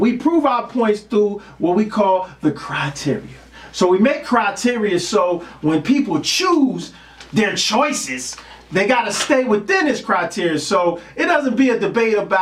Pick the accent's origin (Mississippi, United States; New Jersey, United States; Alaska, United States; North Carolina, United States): New Jersey, United States; born or raised there